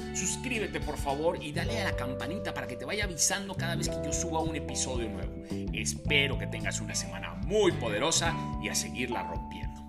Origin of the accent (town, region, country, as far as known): Mexico